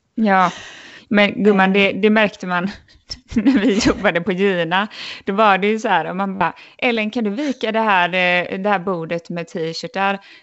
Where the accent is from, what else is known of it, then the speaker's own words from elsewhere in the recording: Sweden; moved away as an adult; min lillebror var väldigt sjuk hemma i Sverige